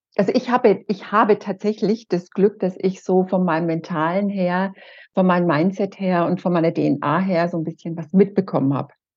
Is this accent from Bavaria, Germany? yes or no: yes; Erlangen, Bavaria, Germany; Ich komme aus Erlangen